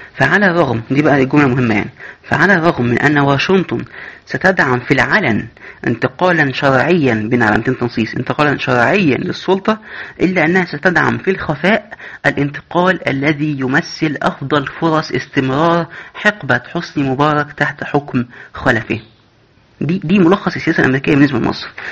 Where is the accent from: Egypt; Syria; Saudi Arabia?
Egypt; عندنا في مصر